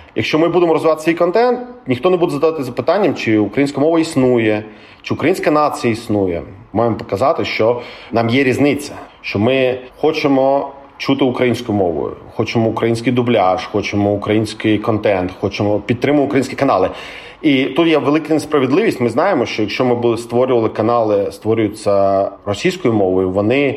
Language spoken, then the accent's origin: Ukrainian; Crimea, Ukraine; я з Криму